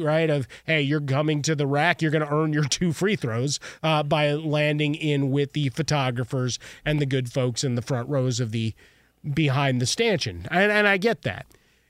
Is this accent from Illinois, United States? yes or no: yes; Chicago, Illinois, United States; We've celebrated a huge anniversary from my hometown of Chicago.